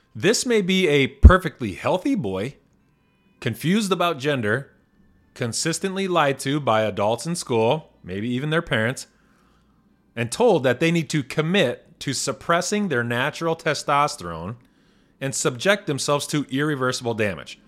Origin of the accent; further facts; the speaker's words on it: Indiana, United States; moved away; my home state of Indiana. I read an article recently in the Northwest Indiana Times, my former local paper